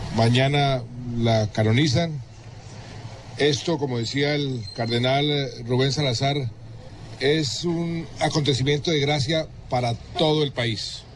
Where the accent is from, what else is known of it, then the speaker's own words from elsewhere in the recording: Colombia; como colombiano y como católico